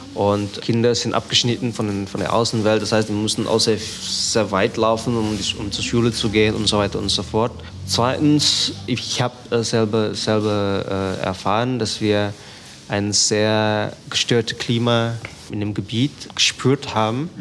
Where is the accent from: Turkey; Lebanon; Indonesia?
Indonesia; Jakarta; German is a second language; moved away as an adult; also born or lived in Germany / Aceh; now in Sumatra, Indonesia; Ich bin in Jakarta geboren ich habe zwischendurch in Deutschland studiert